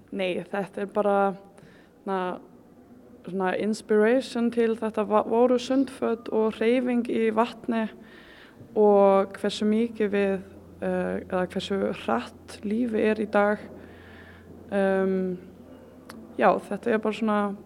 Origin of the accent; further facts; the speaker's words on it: Faroe Islands; now in Iceland; ég er frá Færium